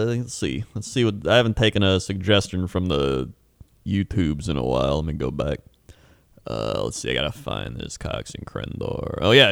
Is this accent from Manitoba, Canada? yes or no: yes; Flin Flon, Manitoba, Canada; My hometown of Flin Flon, Manitoba, Canada.